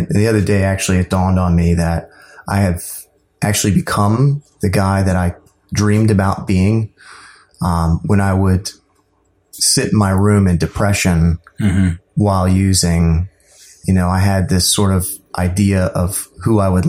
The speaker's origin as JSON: {"language": "English", "town": "Laurel", "region": "Maryland", "country": "United States", "tie": "born or raised there", "also_born_or_lived": "Deltona, Florida", "said": "I am from the Maryland area. Grew up in Laurel and a little bit in Florida and moved around a lot."}